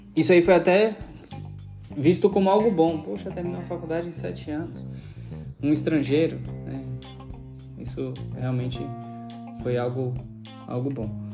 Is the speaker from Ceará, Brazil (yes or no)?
no; Salvador, Bahia, Brazil; moved away; Nasci em Salvador, não precisa dizer o ano, né? Pra vocês não calcularem a minha idade. É, e cresci em Estela Mares